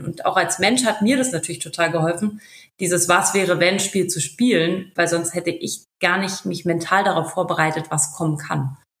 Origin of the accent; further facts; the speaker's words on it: Berlin, Germany; also born or lived in Switzerland; Wir sind ja auch Berliner